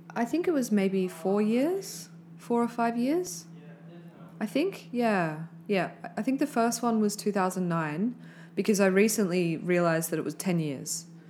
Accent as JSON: {"language": "English", "town": "Brisbane", "region": "Queensland", "country": "Australia", "tie": "born or raised there", "said": "I grew up in Brisbane"}